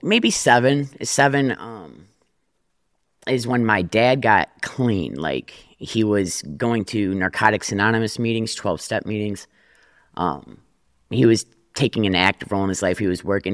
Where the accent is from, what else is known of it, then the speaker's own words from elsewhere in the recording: Detroit, Michigan, United States; I grew up in Detroit